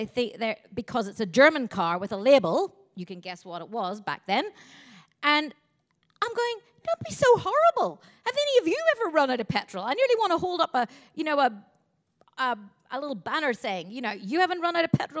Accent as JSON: {"language": "English", "region": "Northern Ireland", "country": "United Kingdom", "tie": "born or raised there", "said": "My hometown in Northern Ireland"}